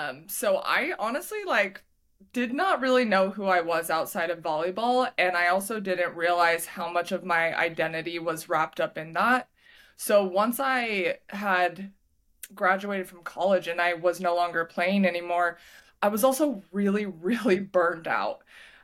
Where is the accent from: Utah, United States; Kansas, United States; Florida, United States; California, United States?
Utah, United States; So originally I am from Utah. I lived in Utah my whole life.